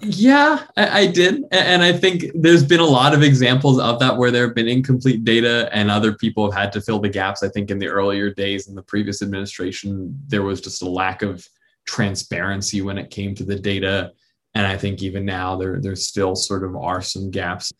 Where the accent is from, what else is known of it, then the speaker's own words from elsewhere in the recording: Hong Kong; moved away; also born or lived in New York; I grew up in Hong Kong. And when I had moved there in 05